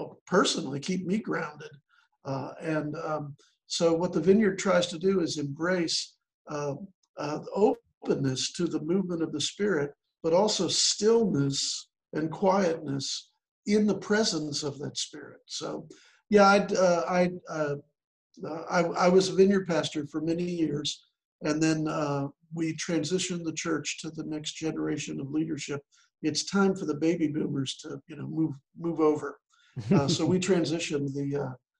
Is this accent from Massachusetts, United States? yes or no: no; Chicago, Illinois, United States; moved away as an adult; also born or lived in central Kentucky; now in Kentucky, United States; I grew up in the Chicago area, but ended up in central Kentucky.